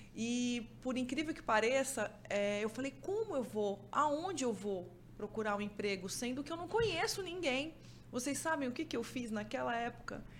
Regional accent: Mato Grosso do Sul, Brazil; moved away as an adult; also born or lived in Campo Grande; now in Manaus, Brazil; Eu vim lá do Mato Grosso do Sul

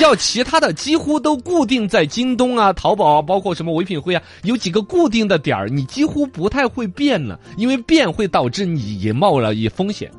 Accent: Yibin, Sichuan, China; 我们宜宾这边

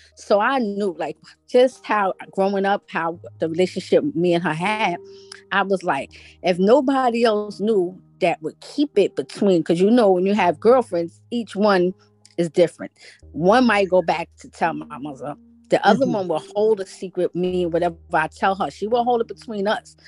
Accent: New York City, New York, United States; I grew up in Brooklyn

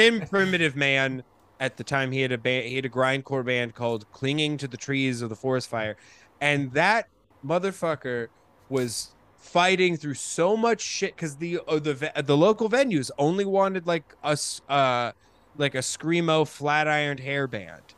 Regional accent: Colorado, United States; moved away as an adult; also born or lived in Rochester, New York / New York; my family when I was four years old, moved to Colorado and I grew up. I then spent four ages four to 18 in Colorado

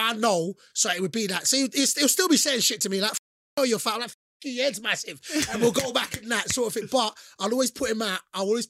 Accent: London, United Kingdom; So remember, I'm from London. So London, you know, I said Metropolitan, Dawson.

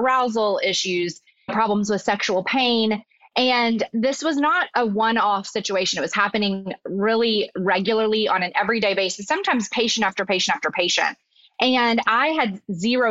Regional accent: Arkansas, United States; So I'm originally from Arkansas

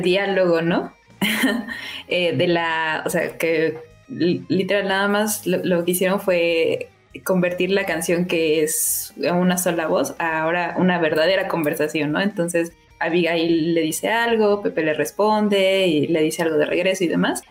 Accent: Mexico; yo soy, soy mexicana

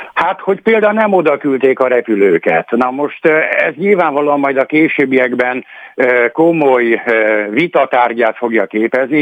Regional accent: Greece; arról a szigetről, ahol származom

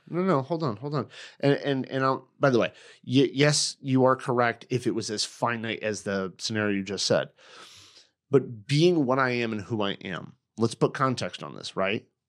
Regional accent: United States; I'm American

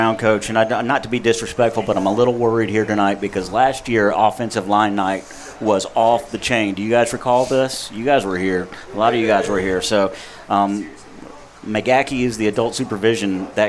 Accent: Clemmons, North Carolina, United States; I grew up in Clemens.

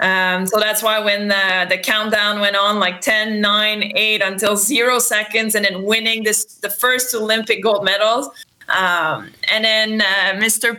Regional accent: Châteauguay, Quebec, Canada; first language French; English is a second language; also born or lived in Montreal, Canada / Calgary, Canada; I was always driving back to Chateauguay, my hometown.

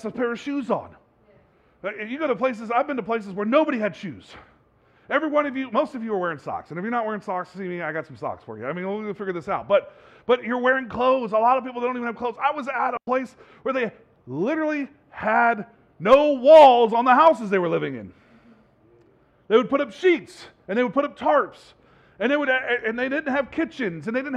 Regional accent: Bay Area, California, United States; I grew up in the Bay Area.

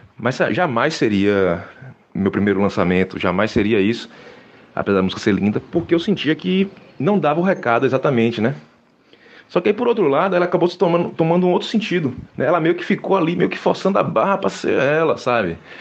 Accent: Salvador, Bahia, Brazil; que nasci na Gamboa de Cima, me criei na Gamboa de Cima

